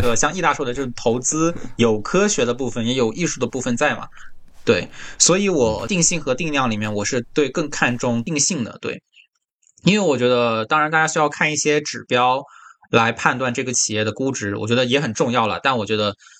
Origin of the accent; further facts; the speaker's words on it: Wenzhou, Zhejiang, China; 就温州嘛，我是温州人